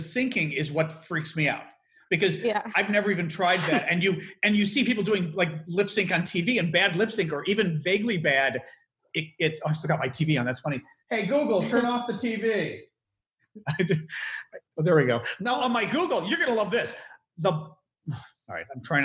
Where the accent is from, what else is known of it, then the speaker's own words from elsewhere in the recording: Chicago, Illinois, United States; I'm from Chicago, and we say on versus off.